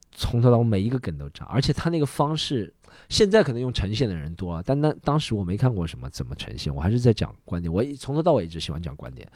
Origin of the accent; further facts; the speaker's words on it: Shanghai, China; 我们上海人怎么可能是外地人啊